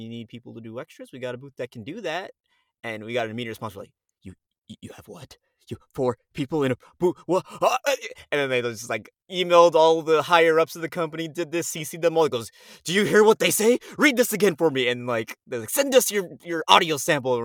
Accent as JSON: {"language": "English", "town": "Miami", "region": "Florida", "country": "United States", "tie": "born or raised there", "also_born_or_lived": "New York", "moved": "as an adult", "lives_now": "Texas, United States", "said": "I was raised in Miami."}